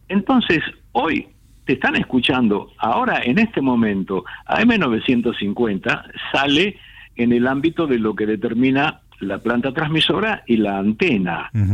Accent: Buenos Aires, Argentina; moved away as an adult; also born or lived in Vicente López / Olivos / Acassuso / Punta Chica; now in Martínez, Argentina; yo soy nacido y criado en Caballito.

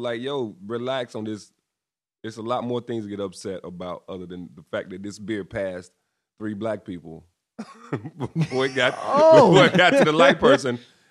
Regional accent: the South, United States; Well, I'm from the South, bro.

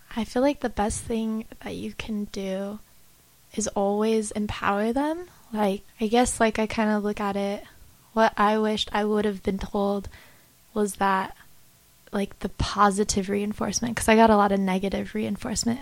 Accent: Idaho, United States; moved away; also born or lived in Utah; I'm from Idaho, but I spent a lot of time in Utah

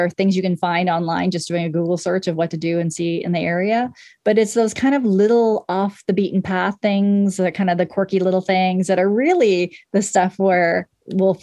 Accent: Portland, Oregon, United States; moved away; Oregon is my hometown. Portland is my hometown, but I have lived other places

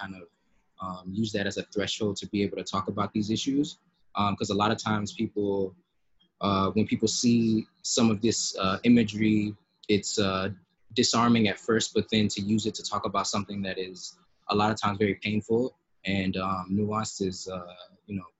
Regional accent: the South, United States; now in New York City, United States; being West African, growing up in the South

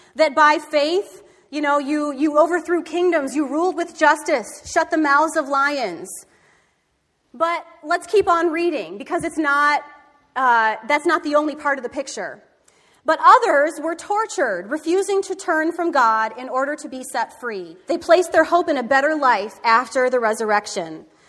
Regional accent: Michigan, United States; I grew up in Michigan

